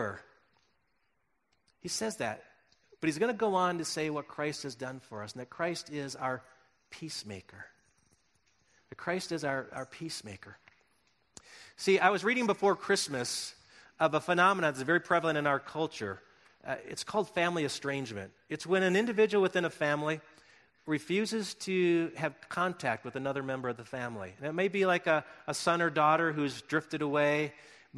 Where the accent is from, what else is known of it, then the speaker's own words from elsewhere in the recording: Milton, Wisconsin, United States; now in Colorado, United States; my hometown, Little Milton, Wisconsin, where I grew up